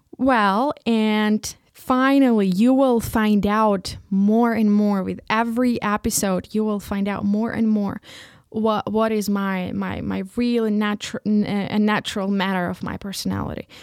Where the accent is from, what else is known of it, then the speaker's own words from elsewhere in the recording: Ukraine; first language Ukrainian; English is a second language; moved away as an adult; now in Leipzig, Germany; I was raised and born in Ukraine and just living here.